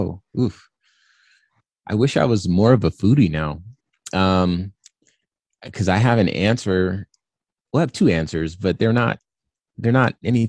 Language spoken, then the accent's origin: English; California, United States; I'm from California, so I've been to beaches.